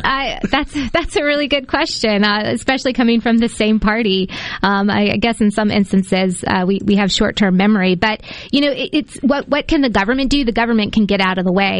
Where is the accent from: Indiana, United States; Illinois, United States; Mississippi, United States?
Mississippi, United States; Decatur; I'm from Decatur, rural Mississippi.